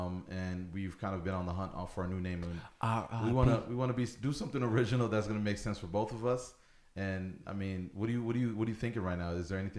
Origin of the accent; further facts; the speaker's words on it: Buffalo, New York, United States; But again, I'm originally from Buffalo, so it's comfortable. I'm visiting for about a week.